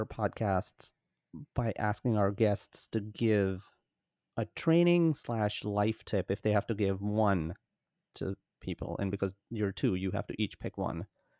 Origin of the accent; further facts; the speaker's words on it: Pakistan; I'm from Pakistan